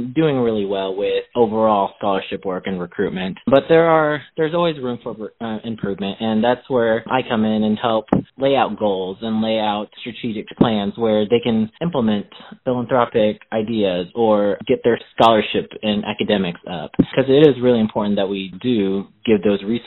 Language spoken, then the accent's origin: English; Midwest, United States; I grew up here in the Midwest, so I'm very comfortable and I'm very familiar with the area